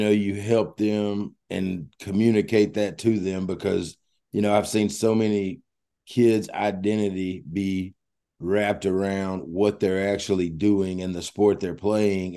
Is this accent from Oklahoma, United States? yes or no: no; Mississippi, United States; I grew up in Mississippi